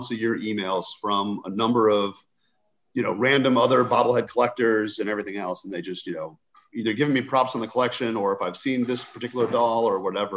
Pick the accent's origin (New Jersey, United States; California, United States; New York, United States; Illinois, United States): California, United States; Southern; growing up in Southern California